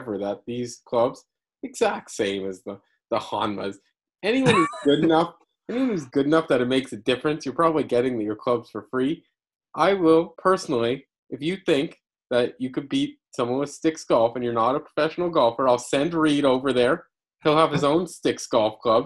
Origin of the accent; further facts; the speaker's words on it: Canada; I'm Canadian